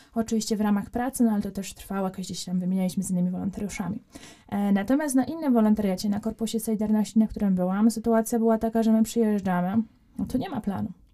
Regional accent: Poland; jestem z Polski

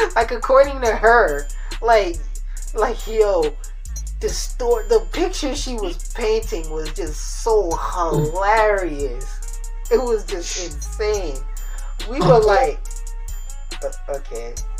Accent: United States; I'm American

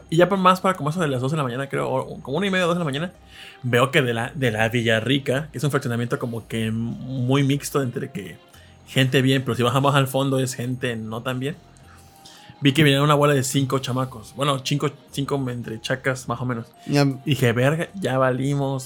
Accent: northern Veracruz, Mexico; soy un veracruzano de zona norte

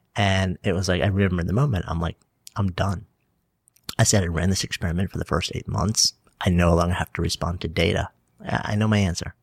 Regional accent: Port Washington, New York, United States; now in New York City, United States; I grew up on, on Long Island, on a peninsula. I was East Egg from the Great Gatsby, Port Washington

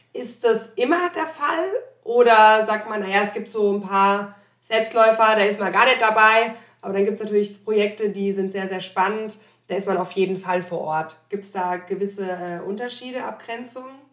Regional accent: Germany; moved away; also born or lived in Landau; ich komme aus dem Odenwald gebürtig

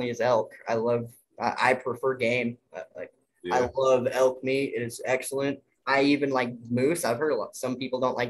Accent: Utah, United States; my home state in Utah

